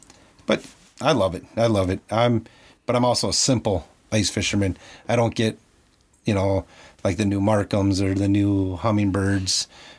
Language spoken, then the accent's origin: English; Iron Range, Minnesota, United States; I grew up on the Iron Range later on after moving away from Minnetonka. Grew up on the Iron Range